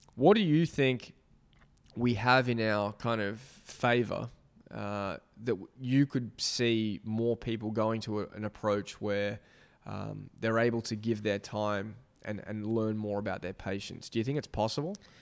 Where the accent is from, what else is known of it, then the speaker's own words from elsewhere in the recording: Australia; moved away; my home country, Australia